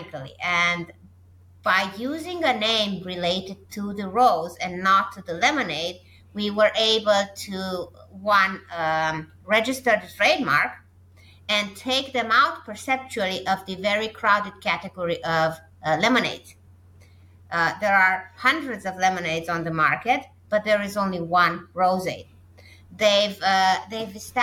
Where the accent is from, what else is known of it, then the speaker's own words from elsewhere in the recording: Romania; my home country of Romania